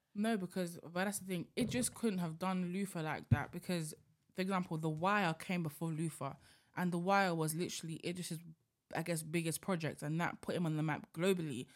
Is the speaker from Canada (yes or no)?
no; United Kingdom; as black British people